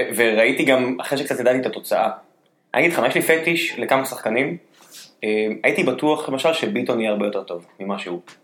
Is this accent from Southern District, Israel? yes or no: yes; the South, Southern District, Israel; כדרומי מלידה